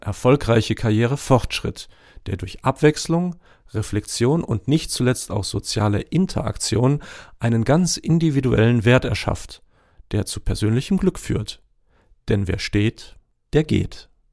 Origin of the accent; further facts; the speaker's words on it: GDR, East Germany, Germany; Aufgewachsen in der DDR mit Eltern, die ein eigenes Unternehmen nach der Wende aufgebaut haben